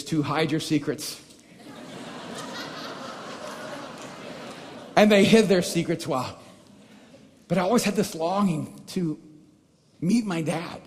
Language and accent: English; El Salvador; I'm from El Salvador, and I never knew my real father